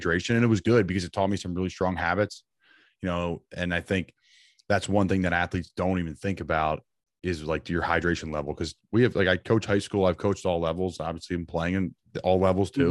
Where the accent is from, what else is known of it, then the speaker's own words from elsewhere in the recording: Northeast, United States; I'm from up in the Northeast.